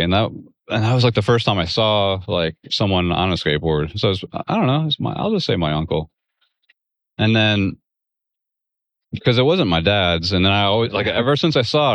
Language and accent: English; Texas, United States; also born or lived in Muskegon, Michigan; I moved from Michigan to Texas when I was like five